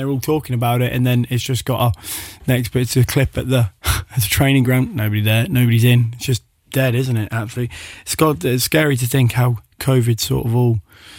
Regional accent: Zimbabwe; I'm from Rhodesia.

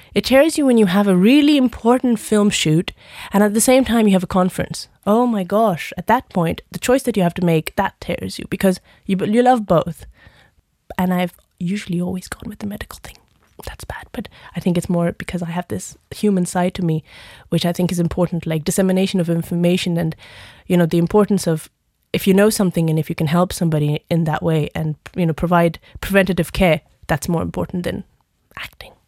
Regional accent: India; moved away; also born or lived in United Kingdom; being Indian myself

